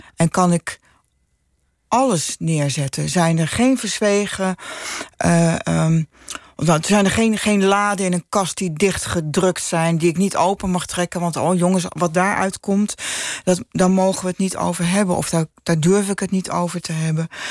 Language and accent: Dutch; Utrecht, Netherlands; ik ben opgegroeid in de Damstraat